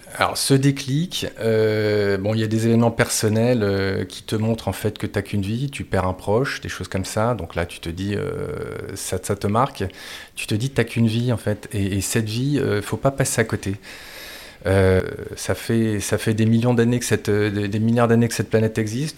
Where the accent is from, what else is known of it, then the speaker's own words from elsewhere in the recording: Marcq-en-Barœul, Hauts-de-France, France; moved away as an adult; also born or lived in Lille / Thailand; je suis issu du nord de la France. j'ai fait tout mon parcours dans une même école à Marc-en-Barœul.